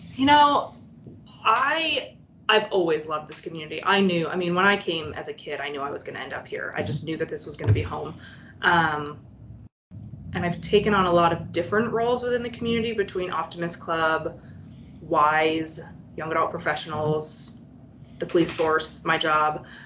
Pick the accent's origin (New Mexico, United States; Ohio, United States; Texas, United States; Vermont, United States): Vermont, United States; I was born in Vermont literally right across the Canadian border.